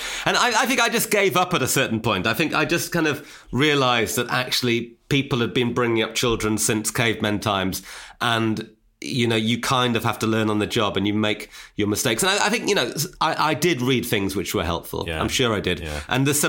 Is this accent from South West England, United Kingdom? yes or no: no; Newcastle upon Tyne, North East England, United Kingdom; We grew up in Newcastle and, like, he had a Geordie accent. I didn't have a Geordie accent.